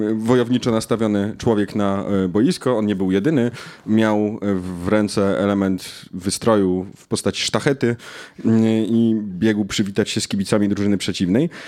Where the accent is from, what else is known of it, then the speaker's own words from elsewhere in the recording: Knurów, Silesian Voivodeship, Poland; moved away; Jestem polonistą z Knurowa.